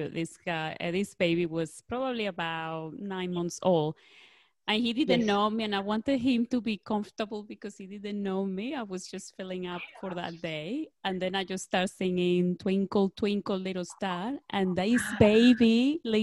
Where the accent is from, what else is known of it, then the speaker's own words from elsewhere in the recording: Venezuela; moved away; I come from Venezuela